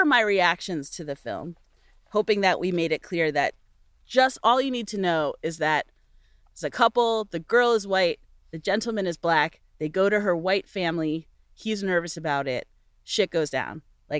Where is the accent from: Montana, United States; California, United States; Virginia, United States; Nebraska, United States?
Virginia, United States; we're both from Virginia.